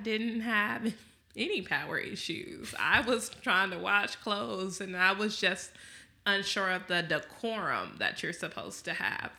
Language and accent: English; Texas, United States